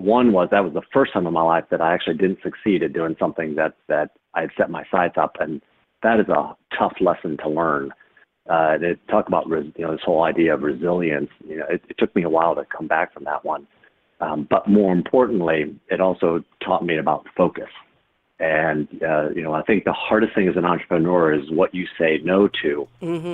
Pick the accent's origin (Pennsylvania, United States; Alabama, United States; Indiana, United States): Indiana, United States; Fort Wayne; growing up in Fort Wayne, Indiana